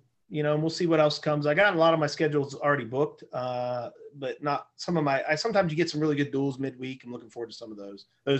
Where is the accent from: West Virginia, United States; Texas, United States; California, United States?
West Virginia, United States; now in Tiffin, United States; I grew up in West Virginia and that was what we did.